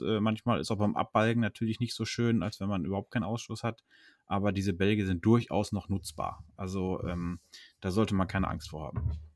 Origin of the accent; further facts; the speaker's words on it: Höxter district, North Rhine-Westphalia, Germany; moved away; da wo ich zu Hause, wo ich herkomme, also Kreis Höxter, bzw. Nachbarkreis